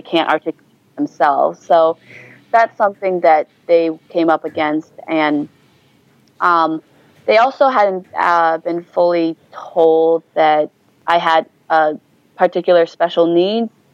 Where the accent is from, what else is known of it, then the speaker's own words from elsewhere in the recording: New Hampshire, United States; moved away as an adult; also born or lived in Kunming, China / Wisconsin; now in Seattle, United States; I grew up in a small town in New Hampshire, so New England, um, mm-hmm. and I spent ma- the majority of my life there